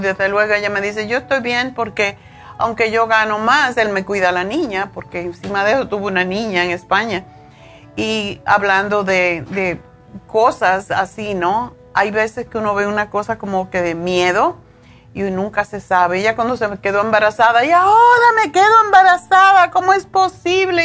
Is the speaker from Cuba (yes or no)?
yes; Cuba; moved away as an adult; also born or lived in Spain; now in United States; cuando me fui de Cuba, me fui como dicen con una mano adelante y otra atrás